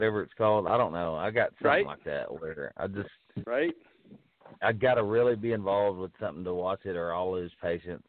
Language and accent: English; United States; as an American